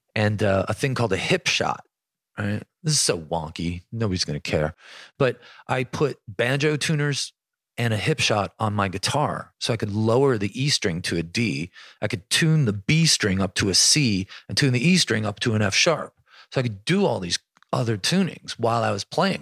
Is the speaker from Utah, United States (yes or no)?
no; Buffalo, New York, United States; growing up in Buffalo had a lot